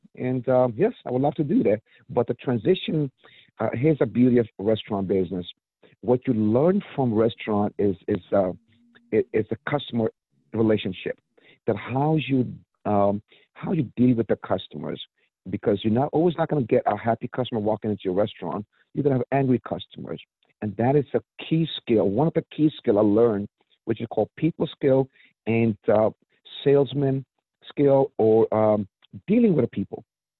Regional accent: New York, United States; So, yes, I came from New York back in 95 when I moved to Maryland, from New York to Maryland back in 95 when I was young.

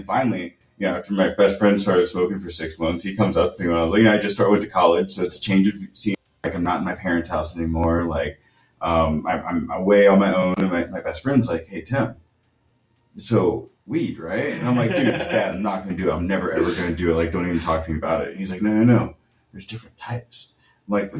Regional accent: Kansas City, Missouri, United States; I grew up in the Midwest and in Kansas City, Missouri

